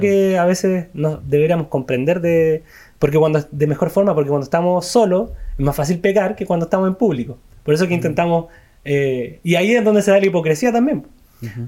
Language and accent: Spanish; Chile; a nosotros, aquí como chilenos